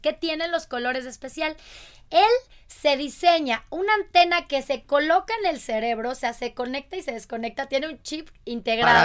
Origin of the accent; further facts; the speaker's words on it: Querétaro, Mexico; yo soy queretana